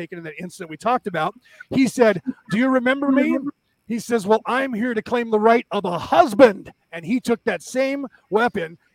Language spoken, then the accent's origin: English; Ireland; now in United States; I'm an American, Irish born American.